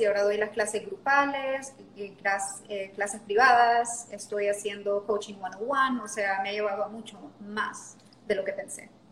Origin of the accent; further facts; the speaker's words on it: La Lima, Cortés, Honduras; accent: Honduran; moved away as an adult; also born or lived in Panama / Mexico / New Orleans; now in Roatán, Honduras; nací en Panamá, pero me crié la mayor parte de mi vida en La Lima.